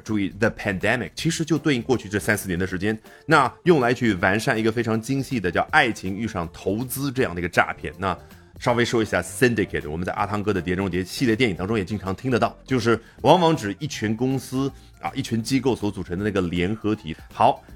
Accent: China; 我们中国人

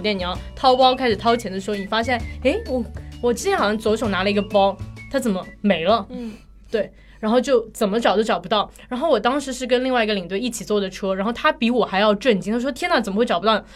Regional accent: China

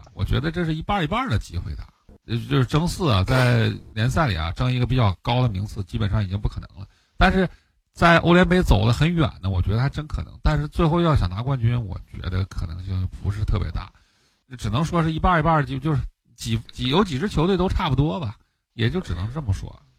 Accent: Northeast China, China; 就是我我们东北人讲话，我就打不过就抹一脸

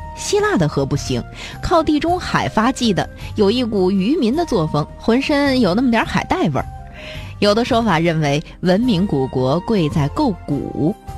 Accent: China; 我们中国人

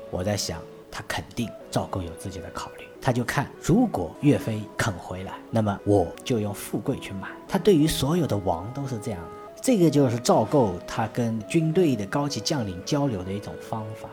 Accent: China; 成为我们中国人的脊梁

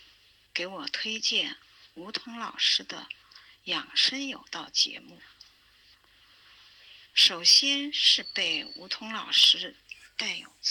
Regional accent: Chengdu, Sichuan, China; 大家好，我是来自成都的

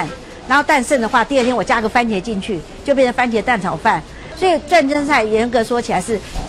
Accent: China; now in Taiwan; 因为我们我们我们大陆人过来台湾的时候，你知道吗？就是很节省

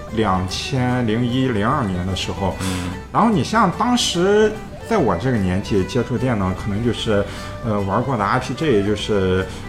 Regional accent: China; 我们中国人

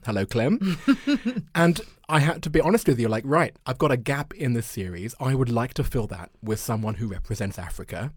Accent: London, United Kingdom; moved away as an adult; also born or lived in Japan; year old white boy from northwest London

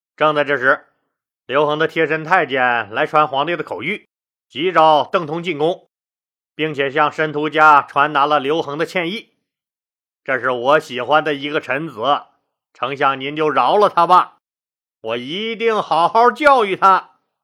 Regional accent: Northeast China, China; accent: Northeastern Mandarin; 这是俺们东北话

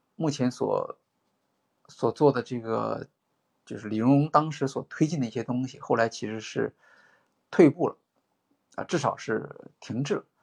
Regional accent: China; 我们中国人

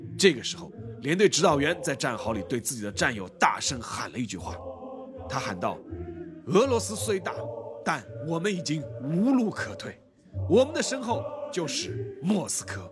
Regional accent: China; 我们中国人

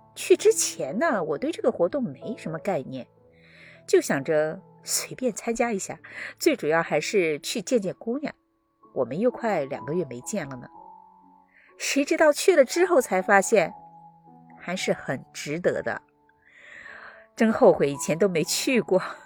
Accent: China; moved away as an adult; now in United States; 是我老家的小山村，我呢是在那儿出生，度过了我的童年

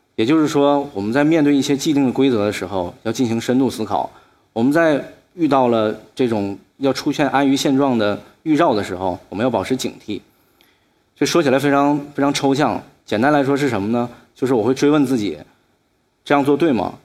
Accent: Shenyang, Liaoning, China; 我今年二十九岁，我出生于沈阳一个非常普通家庭里面，我爸爸是一个室内设计师

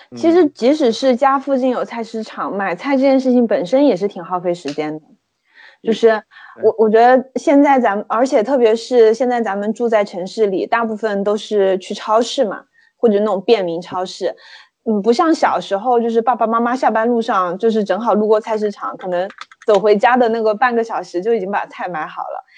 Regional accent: Sichuan, China; moved away; 在我的老家，也就是四川地区

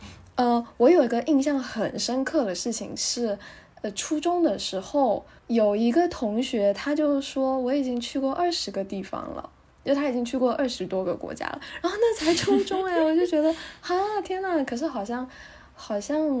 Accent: Taiwan; also born or lived in Nanjing; now in Shanghai, China; 。呃，因缘际会。在大学毕业以前，去了很多个地方，去了三十五六七个国家。

